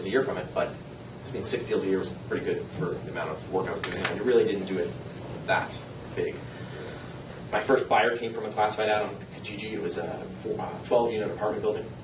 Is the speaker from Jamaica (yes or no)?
no; Niagara, Ontario, Canada; moved away as an adult; also born or lived in Lindsay, Ontario; I grew up in Niagara, and I packed up my bags